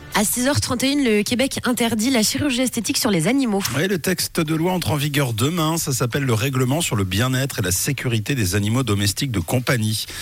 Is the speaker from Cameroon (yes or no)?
no; Switzerland; chez nous en Suisse